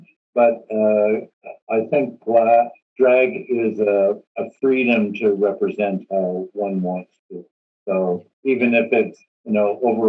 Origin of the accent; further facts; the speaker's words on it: Swastika / small town near Kirkland Lake, Northern Ontario, Canada; also born or lived in Sudbury, Ontario; now in Toronto, Canada; And I lived in a very small town called Sulukout, under 2,000 people, probably under 1,200 today.